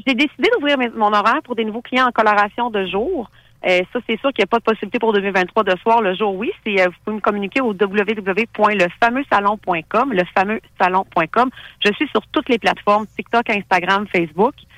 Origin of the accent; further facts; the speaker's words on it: Thetford Mines, Quebec, Canada; Moi, je suis originaire de Thetford Mines